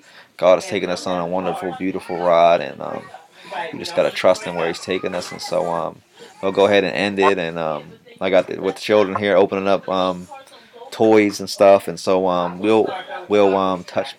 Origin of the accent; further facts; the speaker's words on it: Baltimore, Maryland, United States; moved away as an adult; now in Mitchell, United States; So I'm from Baltimore, Maryland originally, but I am been in South Dakota for the past 3 years.